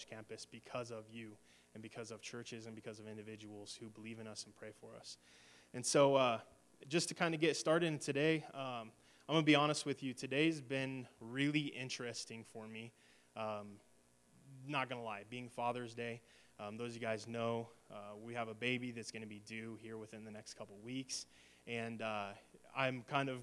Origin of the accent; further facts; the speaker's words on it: Alliance, United States; moved away; come back to my hometown to speak in Alliance.